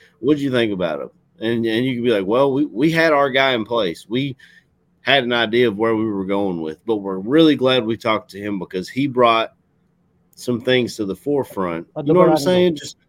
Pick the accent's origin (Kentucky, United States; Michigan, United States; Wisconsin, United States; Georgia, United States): Kentucky, United States; accent: Southern, Kentucky